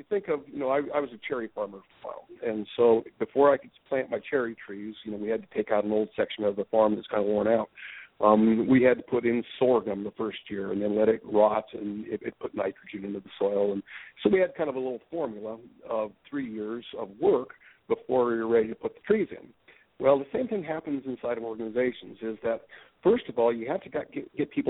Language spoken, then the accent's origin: English; Colorado, United States; also born or lived in Alaska; now in Portland, United States; Grew up in Colorado, went to Alaska